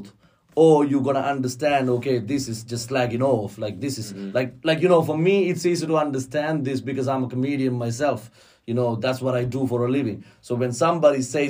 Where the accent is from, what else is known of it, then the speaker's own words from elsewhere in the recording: Colombo, Western Province, Sri Lanka; moved away as an adult; now in Dublin, Ireland; And I grew up in Colombo.